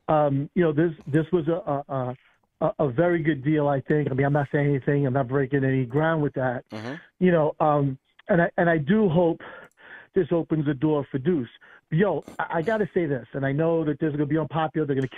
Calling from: New York, United States; from Long Island, bro.

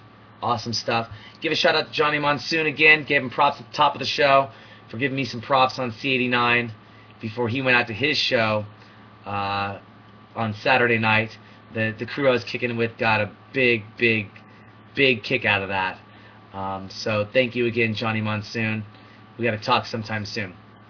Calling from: Seattle, Washington, United States; I'm calling from Seattle, Washington

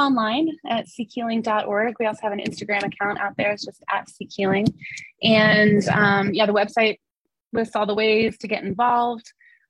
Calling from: Asheville, North Carolina, United States; here in North Carolina, I'm calling from Asheville, North Carolina, which is in the western part of the state.

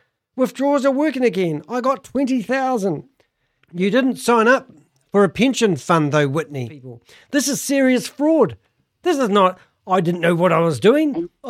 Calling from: New Zealand; I'm calling Canada from New Zealand.

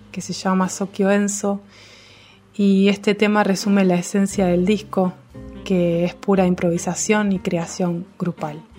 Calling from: Montevideo, Uruguay; de Montevideo, Uruguay, y me meto al sótano de la Radio Mandinga

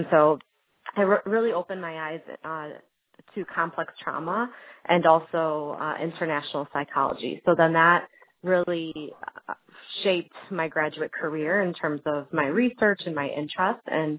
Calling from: Miami, Florida, United States; also born or lived in Chicago, Illinois; I'm calling from Miami, Florida. I received my doctorate at Illinois School of Professional Psychology in Chicago, Illinois, and then I relocated to Miami, Florida for my postdoc at Florida International University.

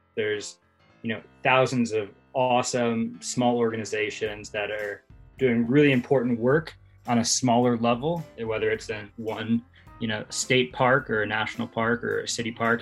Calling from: Louisville, Colorado, United States; I'm calling from uh, sunny Louisville, Colorado.

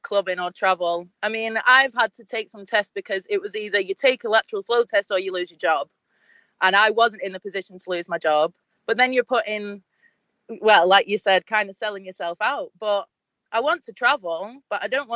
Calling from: Manchester, North West England, United Kingdom; I'm calling from Manchester.

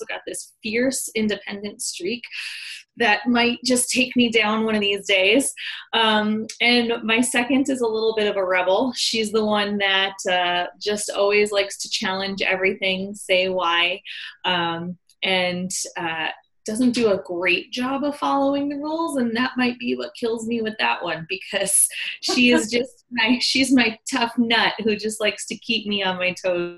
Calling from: Denver, Colorado, United States; I am in sunny Denver, Colorado, United States.

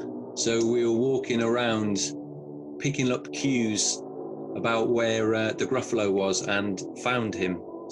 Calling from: Ealing, London, United Kingdom; I'm based in Ealing, West London.

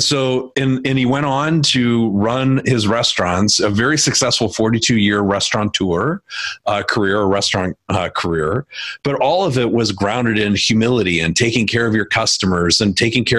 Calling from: Wisconsin, United States; So I'm in Wisconsin this week.

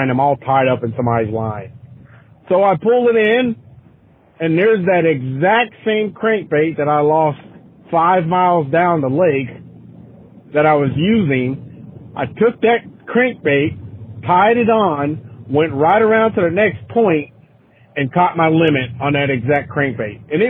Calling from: Cincinnati, Ohio, United States; I'm calling from Cincinnati, Ohio.

